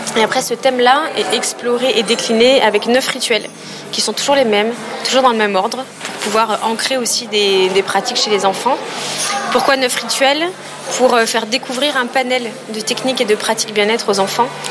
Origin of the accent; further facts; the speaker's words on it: Aix-en-Provence, Provence-Alpes-Côte d'Azur, France; Je viens d'Aix-en-Provence